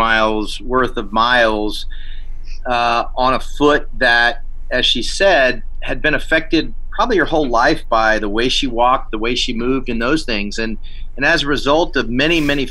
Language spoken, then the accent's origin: English; East Coast, United States; moved away; I grew up on the East Coast and didn't strap a pack on too often back when I was a kid